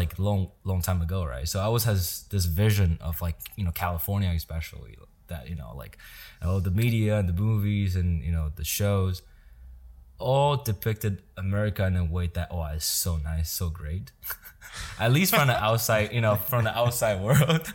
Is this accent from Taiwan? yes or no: yes; Yilan County, Taiwan; moved away as an adult; now in United States; I was born and raised in Taiwan until I was nineteen years old